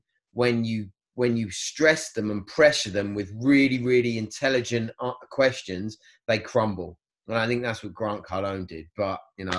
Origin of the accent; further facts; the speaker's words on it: England, United Kingdom; we as English, you know, British people